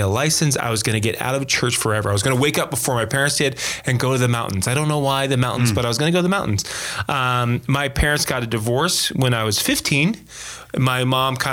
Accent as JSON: {"language": "English", "town": "Las Vegas", "region": "Nevada", "country": "United States", "tie": "born or raised there", "said": "born and raised in Las Vegas, Nevada."}